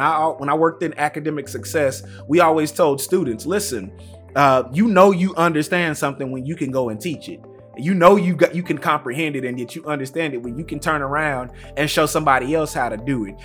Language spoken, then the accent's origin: English; Tyler, Texas, United States; I grew up in East Texas. Uh, shout out to Tyler